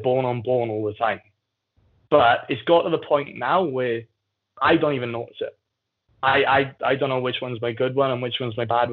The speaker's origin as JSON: {"language": "English", "area": "Aberdare", "region": "Wales", "country": "United Kingdom", "tie": "born or raised there", "said": "When I was growing up, like, I come from Abdaleri, so statistically is the second most deprived area in the UK behind London"}